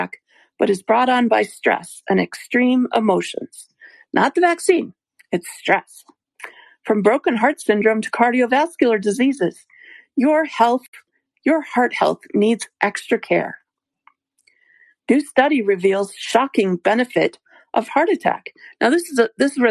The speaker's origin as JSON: {"language": "English", "country": "United States", "said": "I'm an American"}